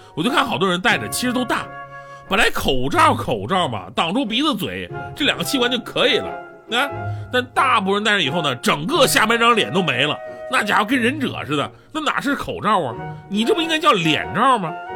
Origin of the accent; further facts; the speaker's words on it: China; 我们中国人民